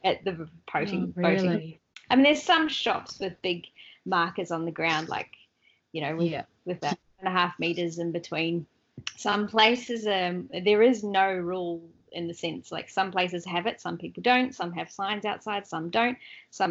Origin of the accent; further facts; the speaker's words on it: Australia; we're kind of a bit out in the outback a little bit